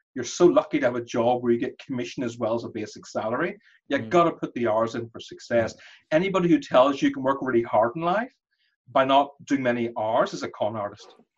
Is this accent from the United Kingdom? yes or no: yes; Belfast, Northern Ireland, United Kingdom; moved away; also born or lived in London; My parents were Indian as well, but I grew up in Belfast